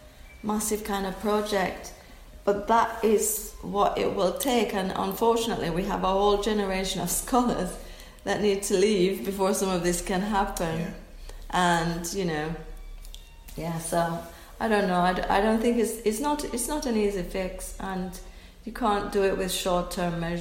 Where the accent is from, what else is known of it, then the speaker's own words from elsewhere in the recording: Jamaica; I'm Jamaican.